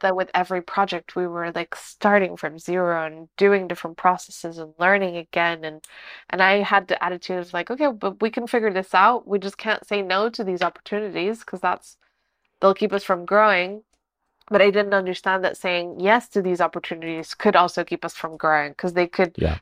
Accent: Lisbon, Portugal; moved away as an adult; now in Porto, Portugal; I'm from Lisbon.

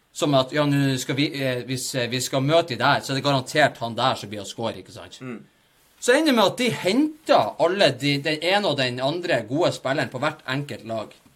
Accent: Bodø, Nordland, Norway; vi er fra Bodø

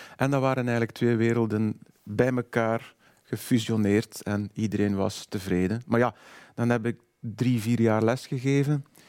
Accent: Waarschoot, Flanders, Belgium; ik ben van Warham, dus dat soort types als Willy Nasus ken ik, want dat zijn mensen uit mijn jeugd.

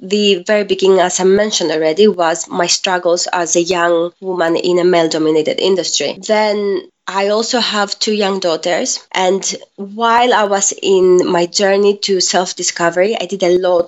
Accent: Greece; moved away as an adult; now in England, United Kingdom; I'm half Greek and half Filipina, and I was born and raised in Greece

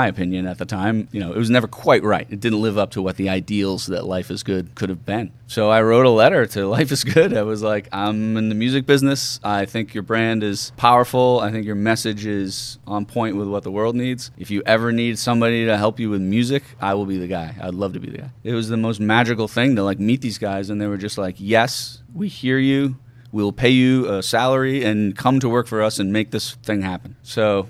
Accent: Braintree, Massachusetts, United States; I grew up in Braintree

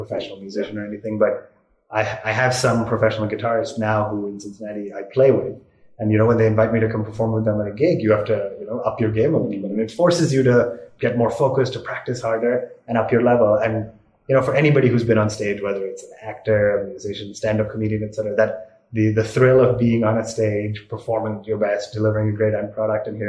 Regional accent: India; also born or lived in Singapore; when we moved back from Singapore to India, I think when I was 9 or 10

